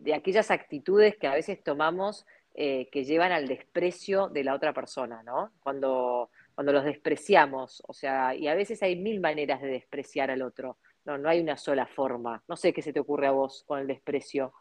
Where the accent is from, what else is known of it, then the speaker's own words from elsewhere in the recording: Argentina; como argentinos, como latinos que somos